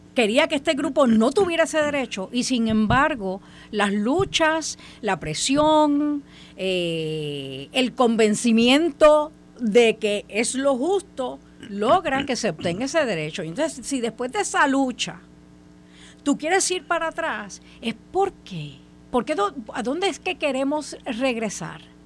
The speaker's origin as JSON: {"language": "Spanish", "country": "Puerto Rico", "said": "como puertorriqueña"}